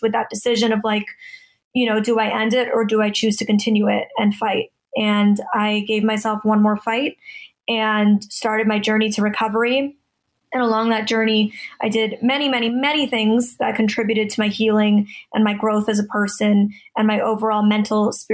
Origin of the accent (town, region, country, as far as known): Toronto, Ontario, Canada; now in Los Angeles, United States